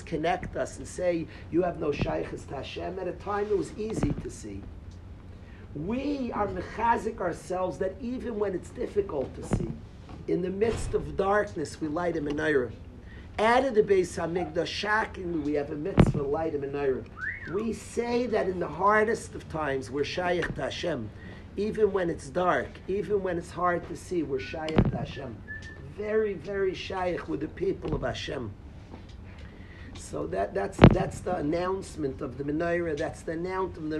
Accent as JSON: {"language": "English", "town": "Far Rockaway", "region": "New York", "country": "United States", "tie": "born or raised there", "said": "I grew up in Farakway"}